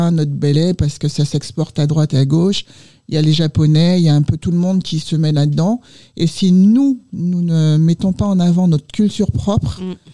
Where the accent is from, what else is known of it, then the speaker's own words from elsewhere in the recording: Martinique; now in Île-de-France, France; Moi, je suis pilote du Nord. Mais quand on est martiniquais, on est martiniquais